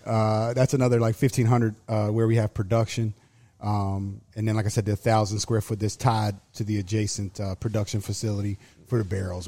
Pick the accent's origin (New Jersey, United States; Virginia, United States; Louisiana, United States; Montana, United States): Virginia, United States; Halifax County, Southern; moved away as an adult; also born or lived in Arizona / Florida; I grew up in Southern Virginia, uh, on a big, like, tobacco farm